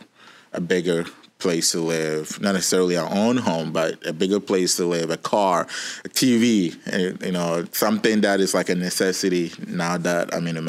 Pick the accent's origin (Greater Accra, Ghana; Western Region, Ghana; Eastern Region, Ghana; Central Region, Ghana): Eastern Region, Ghana; moved away as an adult; also born or lived in Los Angeles; now in San Diego, United States; I was raised in Eastern region in Ghana, Africa, in a very small village on top of a mountain